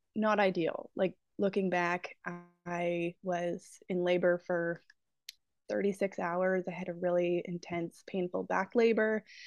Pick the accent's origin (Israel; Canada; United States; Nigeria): Canada; Peterborough, Ontario; I'm from Peterborough, uh, Ontario